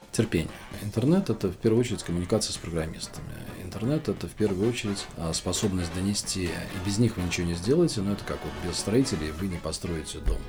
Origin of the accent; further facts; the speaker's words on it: Moscow, Russia; also born or lived in Kamchatka; Родился в Москве, учился в Москве